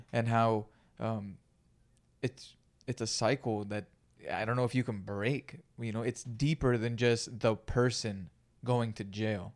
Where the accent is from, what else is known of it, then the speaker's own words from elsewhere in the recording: Greenfield, California, United States; moved away; I grew up in Greenfield, California